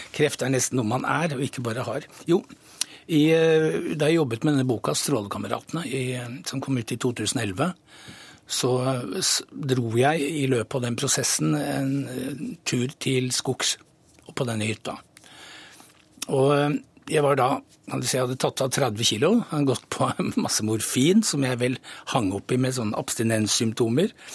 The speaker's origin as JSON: {"language": "Norwegian", "region": "Oslo", "country": "Norway", "tie": "born or raised there", "said": "fra Nordberg. Jeg vokste opp nesten i skogen"}